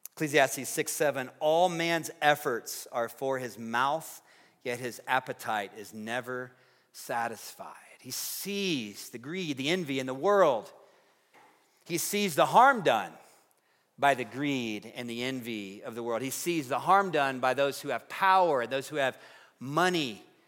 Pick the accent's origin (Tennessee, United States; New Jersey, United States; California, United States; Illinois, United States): Tennessee, United States; now in Fort Collins, United States; growing up in Tennessee